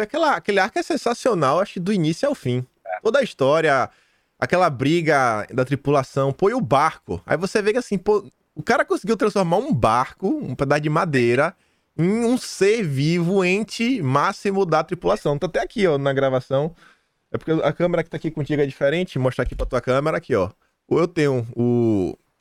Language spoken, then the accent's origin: Portuguese; Feira de Santana, Bahia, Brazil; moved away as an adult; now in Australia; minha cidade, sou de Feira Santana, na Bahia